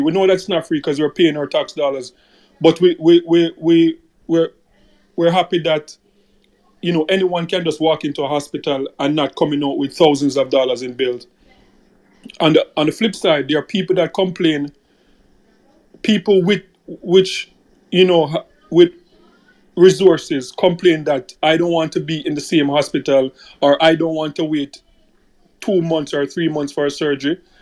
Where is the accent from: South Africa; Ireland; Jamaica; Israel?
Jamaica; as a Jamaican